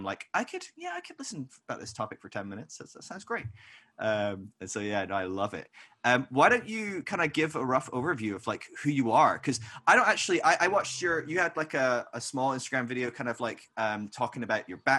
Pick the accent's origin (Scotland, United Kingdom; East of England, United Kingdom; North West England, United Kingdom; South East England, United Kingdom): Scotland, United Kingdom; I'm Scottish